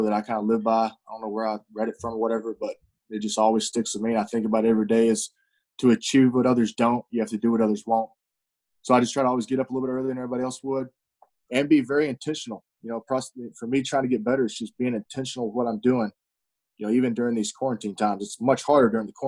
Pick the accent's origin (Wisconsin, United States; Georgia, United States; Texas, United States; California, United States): Texas, United States; Azle; I grew up in Azle, Texas, out here in the Fort Worth area. That's where I'm at right now